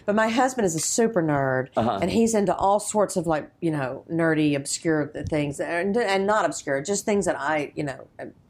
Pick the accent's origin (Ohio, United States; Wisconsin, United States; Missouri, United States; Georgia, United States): Georgia, United States; moved away; because I'm from Georgia